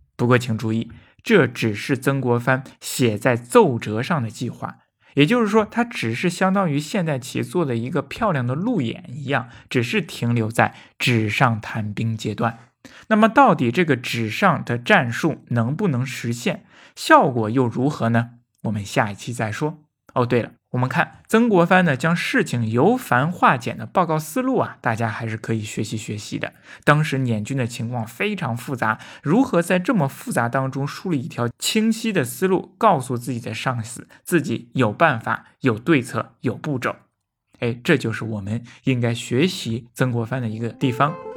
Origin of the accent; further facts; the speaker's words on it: Daming, Hebei, China; 大冥府呢，是我的家乡